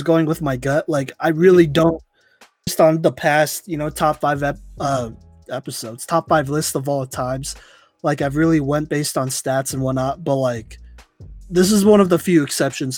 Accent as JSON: {"language": "English", "town": "Dallas", "region": "Texas", "country": "United States", "tie": "born or raised there", "said": "I grew up in Dallas"}